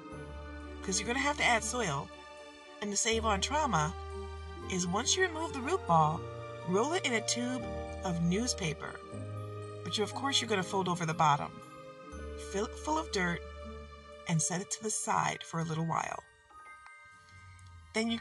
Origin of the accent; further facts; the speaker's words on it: Detroit, Michigan, United States; I'm from Detroit